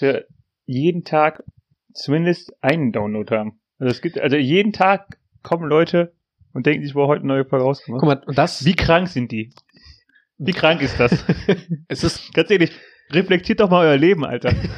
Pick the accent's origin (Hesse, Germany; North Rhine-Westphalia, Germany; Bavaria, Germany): North Rhine-Westphalia, Germany; near Aachen; wir kommen aus der Nähe von Aachen